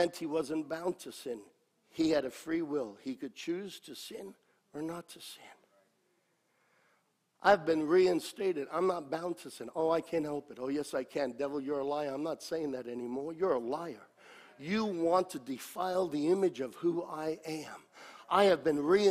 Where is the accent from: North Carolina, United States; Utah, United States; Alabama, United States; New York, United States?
New York, United States; me as a New Yorker